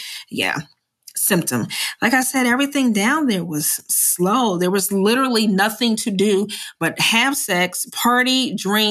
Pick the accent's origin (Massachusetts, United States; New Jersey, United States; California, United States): New Jersey, United States; moved away as an adult; I'm from Jersey